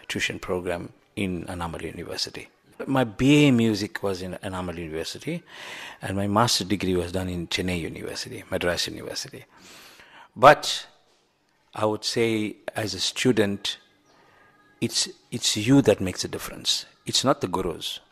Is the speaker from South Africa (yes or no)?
yes; South Africa; as a foreigner, as a South African